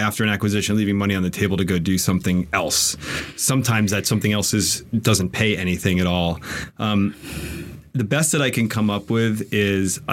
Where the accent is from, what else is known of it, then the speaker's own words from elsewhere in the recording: Fort Lee, New Jersey, United States; also born or lived in Bronx, New York; now in Austin, United States; we moved to Fort Lee, New Jersey when I was in first grade. So I like claiming the Bronx, but really I'm from Jersey